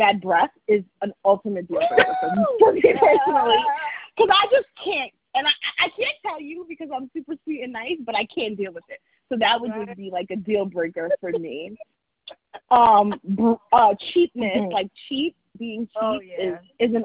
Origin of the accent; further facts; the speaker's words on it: New York City, New York, United States; I'm from Staten Island